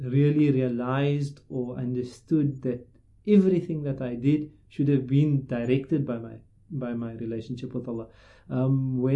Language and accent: English; Cape Town, Western Cape, South Africa; I grew up in Cape Town in Rylands